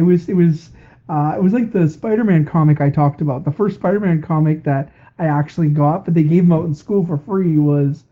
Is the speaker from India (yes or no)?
no; Canada; we're Canadian.